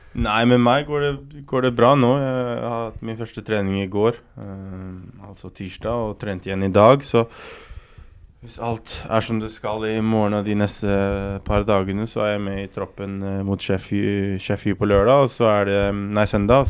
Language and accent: Norwegian; Oslo, Norway; jeg er oppvokst på Romsås